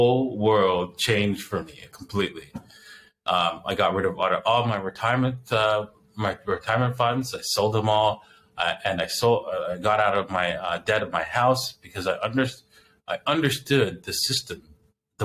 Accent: Canada; I was born in Canada

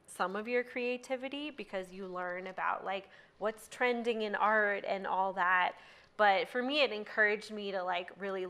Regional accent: Northern Virginia, United States; moved away as an adult; also born or lived in Georgia / Portland; now in Boulder, United States; I'm from Virginia, like Northern Virginia, right outside DC

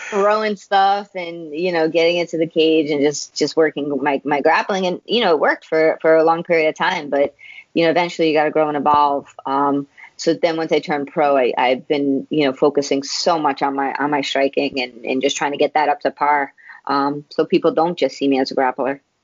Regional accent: New York City, New York, United States; now in Long Island, United States; I was born and raised in Queens. I actually only moved out to Long Island um, a few years ago

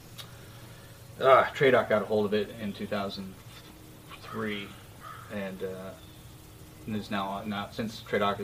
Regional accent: Seattle, Washington, United States; I grew up in the Pacific Northwest, Seattle, Washington

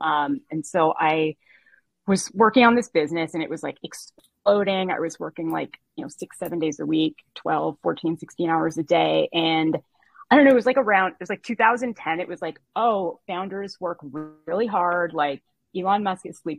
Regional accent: Toronto, Ontario, Canada; moved away as an adult; now in Boston, United States; I'm Canadian. I was born in Toronto. I moved to Boston when I was 20 and I stayed

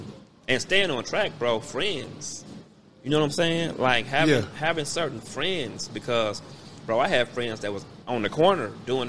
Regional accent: Kansas City, Missouri, United States; I was raised in the hood. You know what I'm saying? We moved, we live over on 3412 Wabash.

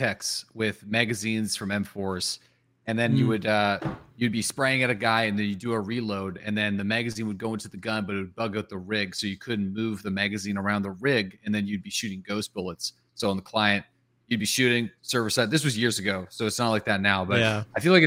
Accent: Canada; accent: Canadian; I play up my Canadian accent

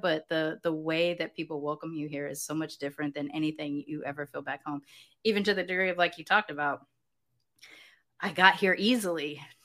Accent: Southern California, United States; moved away as an adult; now in Mexico; growing up in Southern California

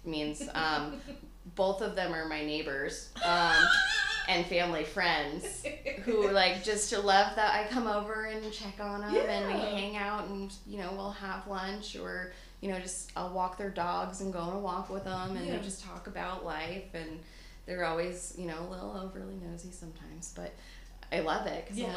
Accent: New York City, New York, United States; I'm from Staten Island, very big Italian culture, big families, family is life.

